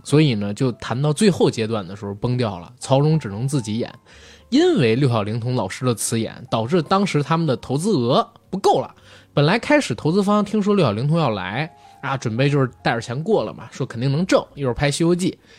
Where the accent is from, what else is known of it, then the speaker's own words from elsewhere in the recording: Beijing, China; 作为一个北京人